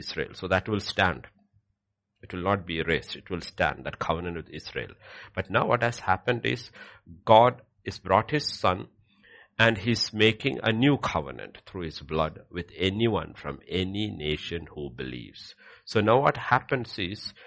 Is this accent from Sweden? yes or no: no; India; I am Indian